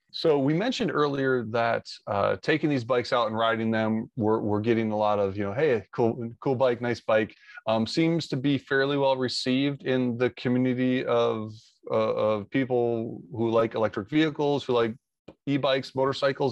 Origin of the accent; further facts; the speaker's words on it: Monroe, Michigan, United States; I grew up in Monroe, Michigan